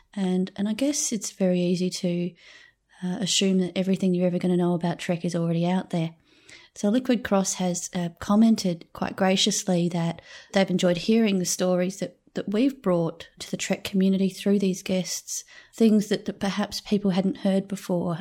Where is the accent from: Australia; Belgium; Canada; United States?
Australia; accent: Australian; I think in Australia my accent might just be a pretty standard one